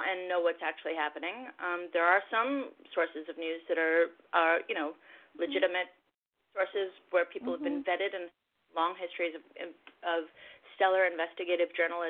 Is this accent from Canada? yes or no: yes; Canada; and I'm originally from Canada, and we've got Muslim and Jew and Christian all in the band